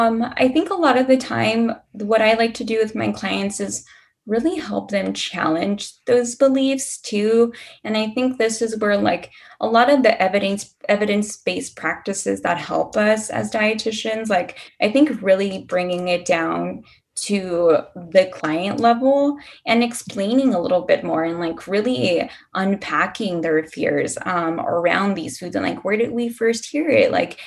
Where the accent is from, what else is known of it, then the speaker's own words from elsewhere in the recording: Texas, United States; So I'm not originally from Houston. I'm born and raised in a border town.